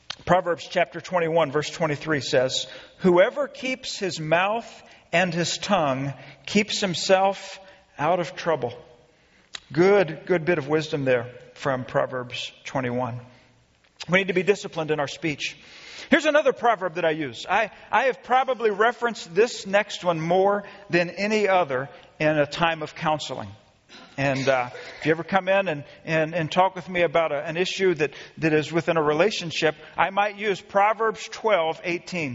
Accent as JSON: {"language": "English", "town": "Friendswood", "region": "Texas", "country": "United States", "tie": "born or raised there", "said": "I grew up in Friendswood, Texas"}